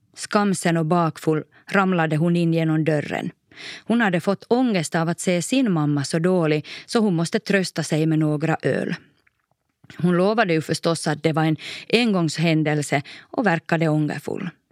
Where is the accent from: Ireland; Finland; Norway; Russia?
Finland; Korsholm, Ostrobothnia; also born or lived in Maxmo; vardagen hemma i Toby Korsholm ändå trygg